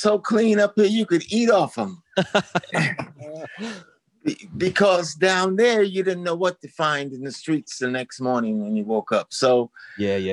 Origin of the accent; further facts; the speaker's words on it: New York City, New York, United States; moved away as an adult; also born or lived in Nova Scotia; now in Canada; I was born in the South Bronx